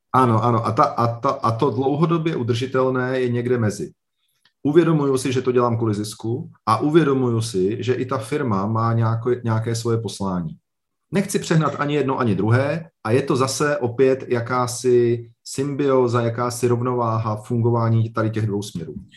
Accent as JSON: {"language": "Czech", "town": "Liberec", "region": "Liberec Region", "country": "Czechia", "said": "Já jsem z Liberce, tady, je, tady byl vždycky velmi silný textilní průmysl"}